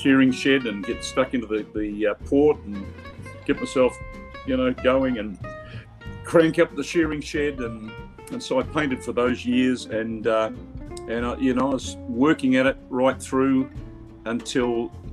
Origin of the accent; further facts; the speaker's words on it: Adelaide, South Australia, Australia; also born or lived in Bendigo, Victoria, Australia; we moved to Adelaide when I was 10. And I went to school there, went to high school.